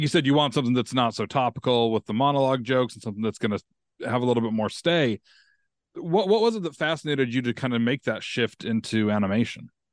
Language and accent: English; Utah, United States; me growing up in Utah